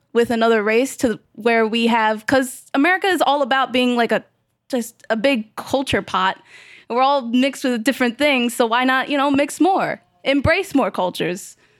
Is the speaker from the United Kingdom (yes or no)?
no; New York City, New York, United States; New York. Where? Queens. Where? South Ozone Park